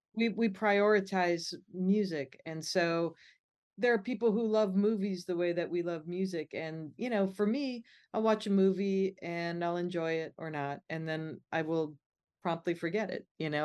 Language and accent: English; Midwest, United States; Growing up in the Midwest